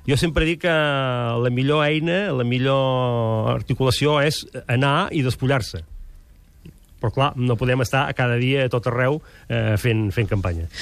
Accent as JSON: {"language": "Catalan", "town": "Girona", "region": "Catalonia", "country": "Spain", "said": "jo sóc de Girona"}